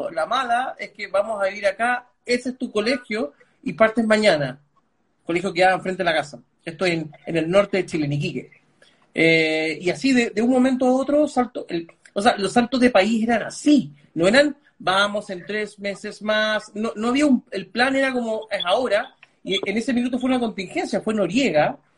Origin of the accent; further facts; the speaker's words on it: Panama; also born or lived in Lima, Peru; yo nací en Lima, pero no, pero no me crié en Lima, me crié en Panamá, pero bajo un mix de culturas de dos países, ¿no? Mis, padres son de la India